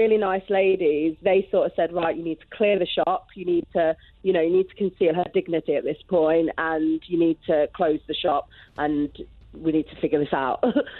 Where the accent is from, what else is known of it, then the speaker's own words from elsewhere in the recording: Loughborough, East Midlands, United Kingdom; I'm from Loughborough, but I have an accent that nobody can ever place. I think it's like a mishmash of accents.